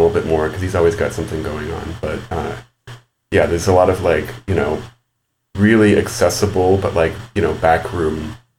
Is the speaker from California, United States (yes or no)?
yes; San Gabriel Valley, California, United States; I'm from the San Gabriel Valley, actually, which is a suburban region just to the east of Los Angeles.